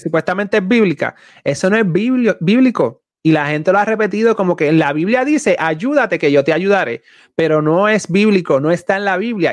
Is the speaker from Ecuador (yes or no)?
no; Puerto Rico; boricua, soy puertorriqueño